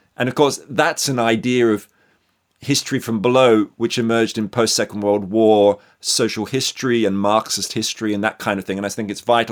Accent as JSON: {"language": "English", "country": "Australia", "tie": "born or raised there", "said": "I'm born and bred in Australia"}